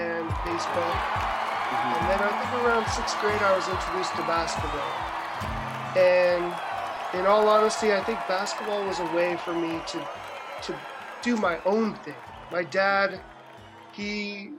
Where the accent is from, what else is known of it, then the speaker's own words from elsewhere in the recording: San Diego, California, United States; now in Brooklyn, United States; I live in Brooklyn, but I'm originally from San Diego, California.